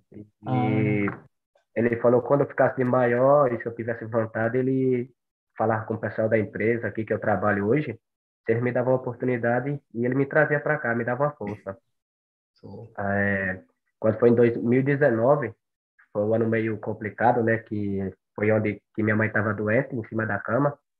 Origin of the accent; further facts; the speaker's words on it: Monte Santo, Bahia, Brazil; moved away as an adult; now in São Paulo, Brazil; eu sou de Monte Santo, Bahia